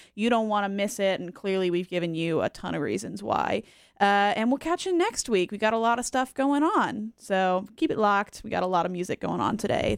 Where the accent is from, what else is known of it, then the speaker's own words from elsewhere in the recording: Issaquah, Washington, United States; moved away; also born or lived in Canada / Charlotte, North Carolina; I grew up in, uh, Issaquah